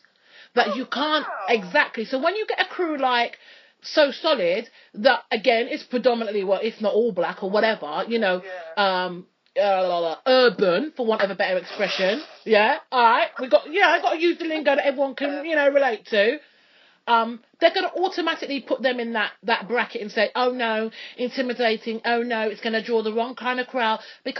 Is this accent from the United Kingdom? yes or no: yes; London, United Kingdom; I'm from London